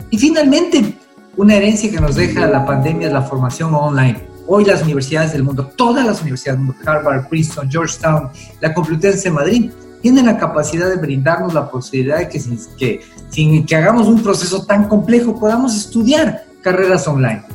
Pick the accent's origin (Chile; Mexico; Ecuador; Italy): Ecuador